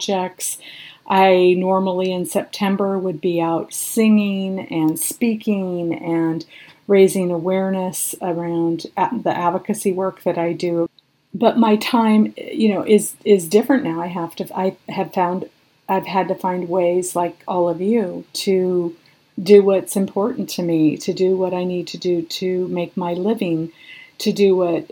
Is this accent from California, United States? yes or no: yes; Sierra Nevada, California, United States; I was born and raised up in the Sierra Nevadas